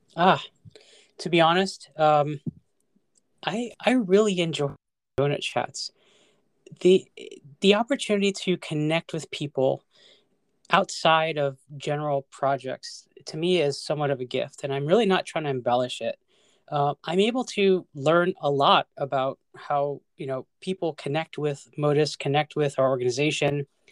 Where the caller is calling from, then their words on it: Northern Virginia, United States; I am calling from Northern Virginia